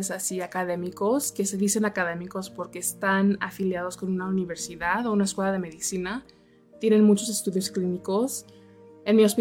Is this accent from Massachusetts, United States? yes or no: no; Texas, United States; also born or lived in Mexico City, Mexico / Los Angeles, United States; soy una mujer americana mexicana y crecí en Texas y en la Ciudad de México.